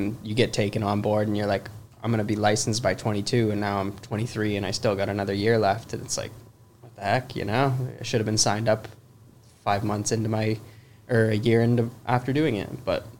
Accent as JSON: {"language": "English", "town": "Hamilton", "region": "Ontario", "country": "Canada", "tie": "born or raised there", "said": "I'm from Hamilton, so I was born and raised in Hamilton."}